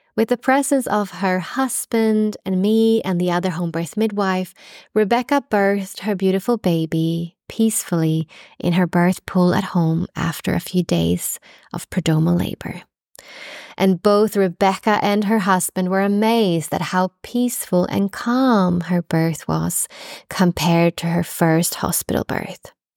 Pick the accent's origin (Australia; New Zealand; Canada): Australia; now in Stockholm, Sweden; being an Australian midwife